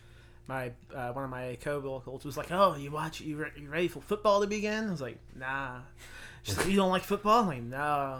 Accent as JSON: {"language": "English", "town": "Lake Station", "region": "Indiana", "country": "United States", "also_born_or_lived": "Portage, Indiana", "moved": "as an adult", "said": "I'm from Indiana"}